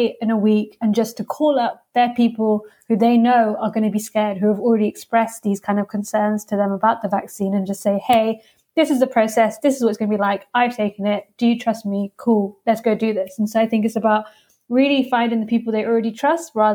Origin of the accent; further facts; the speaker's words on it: Leicester, East Midlands, United Kingdom; now in London, United Kingdom; I'm actually from Leicester